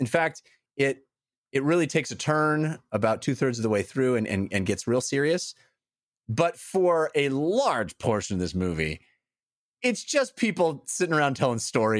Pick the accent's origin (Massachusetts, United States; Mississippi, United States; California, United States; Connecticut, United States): California, United States; because I'm born and raised in California. I grew up